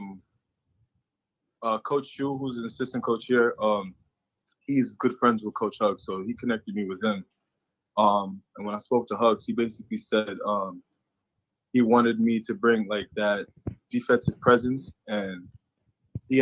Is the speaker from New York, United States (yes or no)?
yes; New York, United States; accent: upstate New York; I'm from New York originally